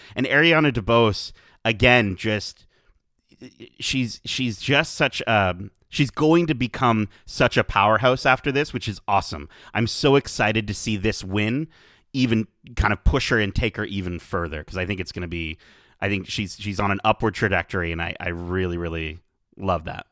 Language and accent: English; Canada; as a Canadian